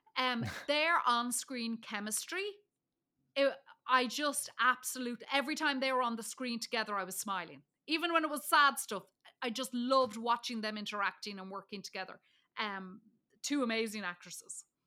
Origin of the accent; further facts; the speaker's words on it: Dublin, Leinster, Ireland; I'm from Dublin. There was Port Marnock Beach. There was Howth. I could see, um, Ireland's Eye. I could see the cliffs of Howth, like, all from where I come from. And so I was like, "Oh, look, there's my home."